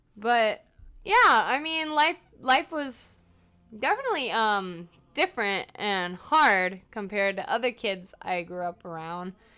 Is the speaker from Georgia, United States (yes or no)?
yes; Atlanta, Georgia, United States; moved away; I'm from Atlanta because they say Atlanta, not Atlanta.